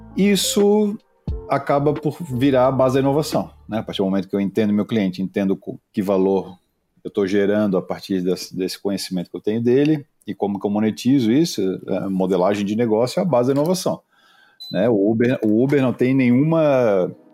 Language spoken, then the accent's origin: Portuguese; Florianópolis, Santa Catarina, Brazil; Eu sou manezinho, já, já somos poucos, né, cara, em Floripa